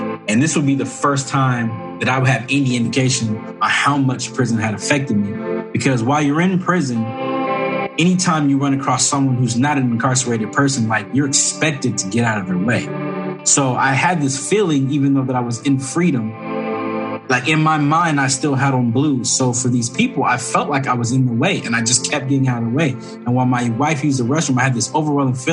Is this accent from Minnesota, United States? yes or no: no; Corona, California, United States; I grew up in Corona, California